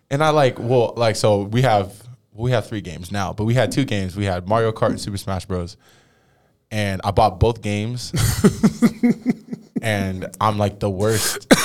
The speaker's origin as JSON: {"language": "English", "town": "Tracy", "region": "California", "country": "United States", "moved": "yes", "said": "Tracy, California."}